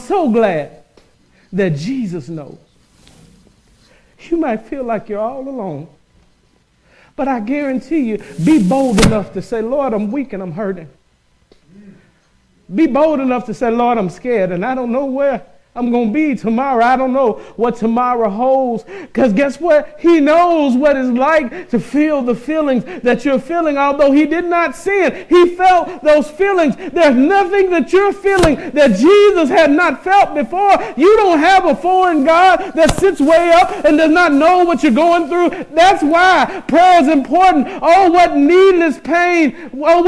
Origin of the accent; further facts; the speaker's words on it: Mississippi, United States; I came up in the South. I'm from Mississippi.